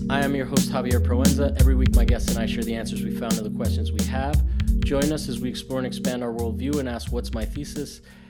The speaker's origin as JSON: {"language": "English", "town": "Rome", "region": "Lazio", "country": "Italy", "tie": "born or raised there", "said": "Yeah, I grew up in Rome. And my dad worked for"}